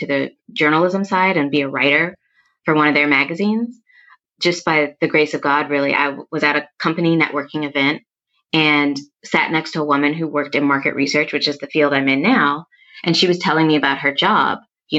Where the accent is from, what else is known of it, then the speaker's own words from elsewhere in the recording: Minneapolis, Minnesota, United States; moved away as an adult; now in New York City, United States; I'm originally from the upper Midwest. I'm from Minneapolis